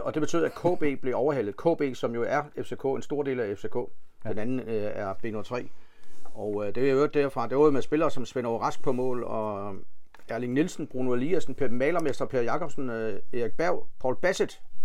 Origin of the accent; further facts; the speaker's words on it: Funen, Southern Denmark, Denmark; vi er jo fynboer